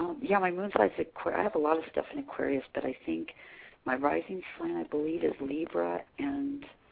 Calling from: California, United States; I'm calling from California tonight

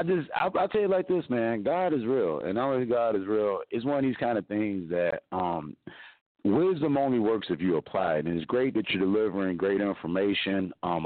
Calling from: Mesa, Arizona, United States; Well, I'm calling from sunny Mesa, Arizona. It's about 98 degrees. It's really bright and sunny.

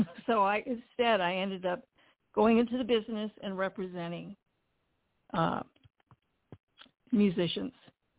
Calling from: Pasadena, California, United States; I'm calling from Pasadena, California.

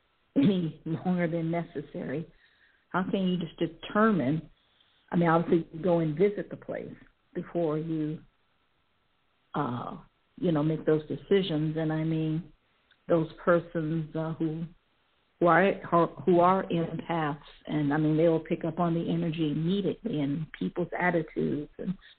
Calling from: Cleveland, Ohio, United States; I'm calling from Cleveland, Ohio.

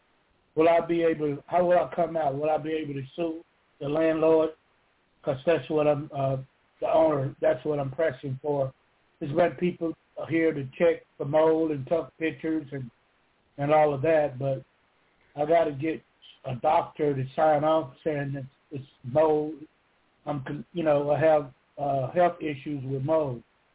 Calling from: Georgia, United States; I'm calling from Georgia.

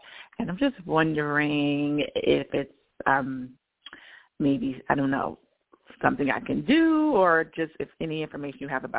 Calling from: Georgia, United States

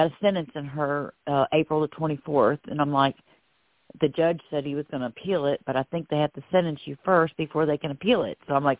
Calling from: Florida, United States; I'm calling from Florida

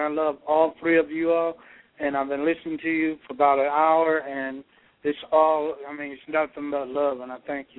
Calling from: Georgia, United States; I'm calling from Georgia.

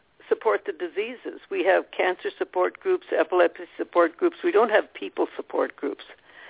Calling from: Scottsdale, Arizona, United States; I'm calling in from Scottsdale

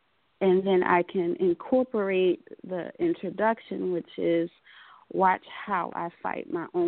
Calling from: Atlantic City, New Jersey, United States; I'm calling from Atlantic City, New Jersey, and I am a Sagittarius.

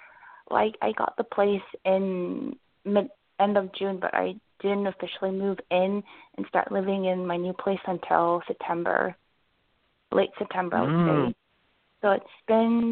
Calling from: Vancouver, British Columbia, Canada; I'm calling from Vancouver, Canada.

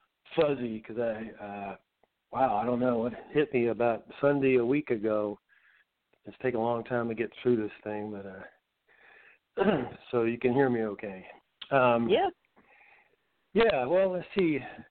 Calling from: Asheville, North Carolina, United States; I'm in Asheville, North Carolina.

